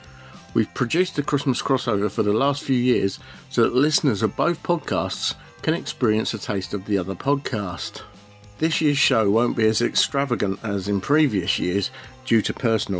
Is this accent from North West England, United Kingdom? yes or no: no; Aylesbury, South East England, United Kingdom; born or raised there; moved away